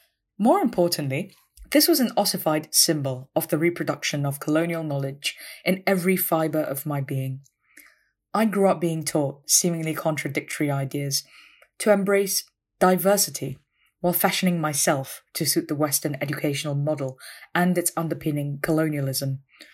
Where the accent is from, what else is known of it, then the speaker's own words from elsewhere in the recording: Malaysia; moved away as an adult; also born or lived in Cambridge, United Kingdom; how othered I felt as a Malaysian woman, reading English in a space that clearly wasn't designed for someone like me.